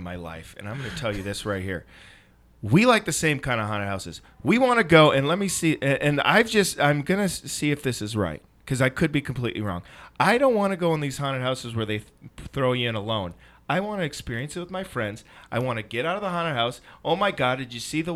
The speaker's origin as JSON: {"language": "English", "town": "Minneapolis", "region": "Minnesota", "country": "United States", "said": "I'm from Minneapolis"}